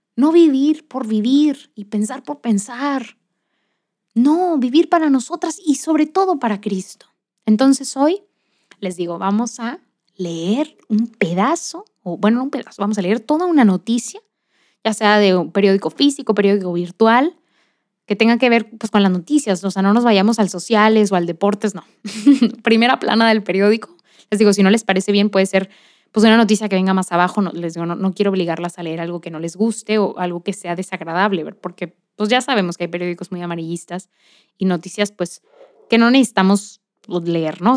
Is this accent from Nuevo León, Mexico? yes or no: yes; Monterrey, Nuevo León, Mexico; soy de Monterrey, Nuevo León, México